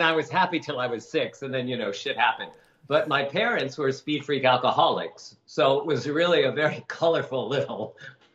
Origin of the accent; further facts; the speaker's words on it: Chicago, Illinois, United States; moved away as an adult; also born or lived in New York; now in Los Angeles, United States; growing up in Chicago and then running away to New York at 19